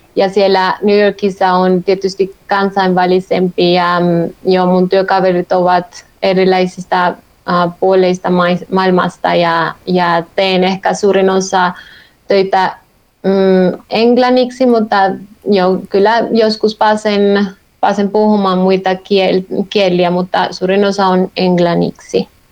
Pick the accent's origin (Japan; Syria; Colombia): Colombia; Finnish is a second language; moved away as an adult; also born or lived in Helsinki, Finland; now in Finland; mä olen kotoisin Kolumbiasta